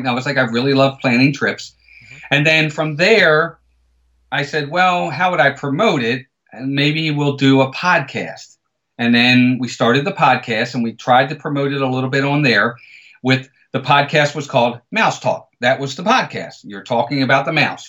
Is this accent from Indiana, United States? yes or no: no; Baltimore, Maryland, United States; I'm born and raised in Baltimore, Maryland. I've been here my entire life